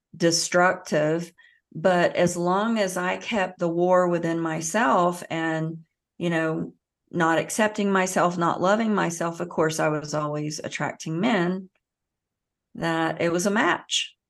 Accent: the South, United States; I grew up in the South

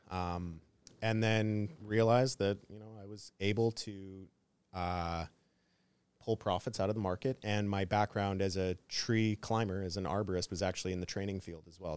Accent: Canada; I'm from Canada

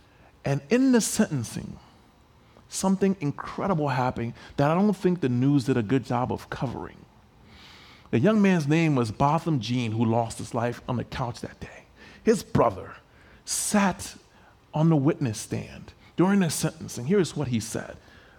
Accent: Liberia; I got a phone call from the country that I grew up in. I grew up in Liberia, West Africa.

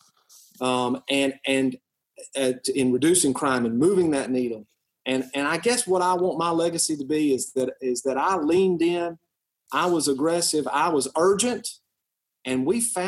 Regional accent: West Tennessee, United States; You know, I'm originally from West Tennessee. I've lived and practiced law here all my life. I came back home after law school

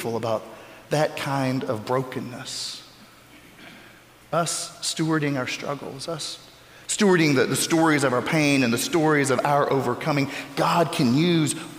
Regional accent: Florida, United States; moved away; my home state of Florida

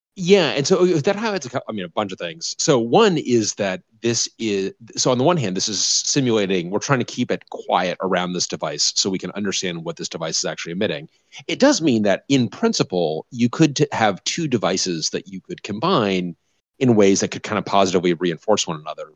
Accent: Denver, Colorado, United States; moved away; I grew up in Denver

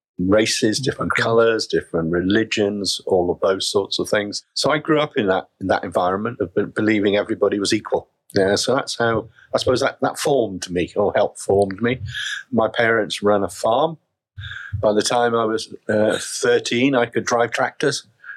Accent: Wales, United Kingdom; now in England; I grew up in Wales, in South Wales. People tell me I've lost my Welsh accent, and I have

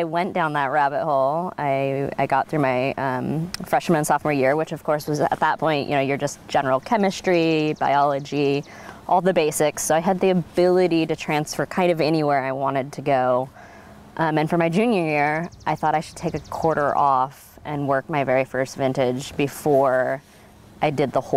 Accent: Gearhart, Oregon, United States; also born or lived in California; I was raised on the Northwest Coast here in a little town called Gearhart

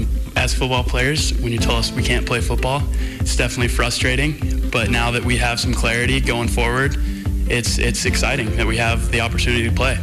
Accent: Montana, United States; growing up in Montana, I grew up going to Cats games, being around the game of football in Bobcat Stadium

